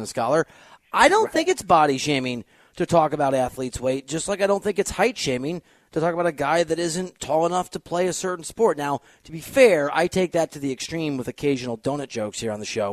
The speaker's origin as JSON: {"language": "English", "region": "Iowa", "country": "United States", "said": "my home state"}